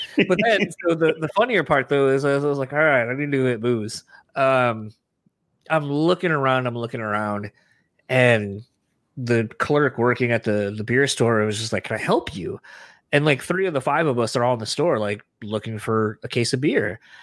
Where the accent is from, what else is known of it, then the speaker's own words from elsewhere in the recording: Michigan, United States; we're from Michigan